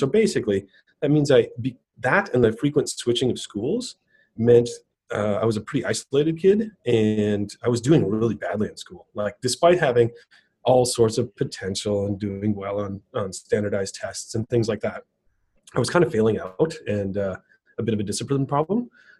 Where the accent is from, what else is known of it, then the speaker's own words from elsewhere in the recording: Racine, Wisconsin, United States; I grew up in southeast Wisconsin, so between Milwaukee and Chicago. It's a town called Racine, and it's about 80, 90, 100,000, somewhere in there.